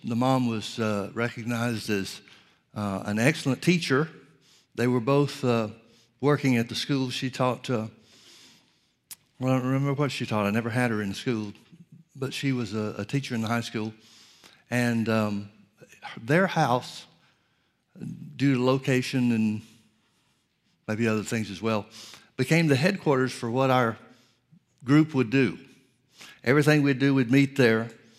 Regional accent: Birmingham, Alabama, United States; I grew up in Birmingham, Alabama, outside of Birmingham, Alabama.

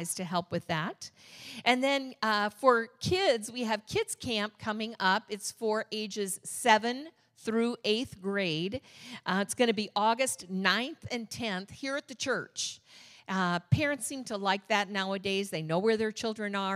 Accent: Michigan, United States; now in Orange County, California, United States; I'm from Michigan

